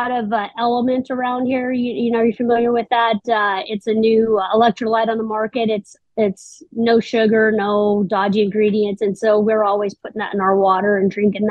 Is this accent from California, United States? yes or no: yes; California, United States; moved away as an adult; now in South Dakota, United States; I'm originally from California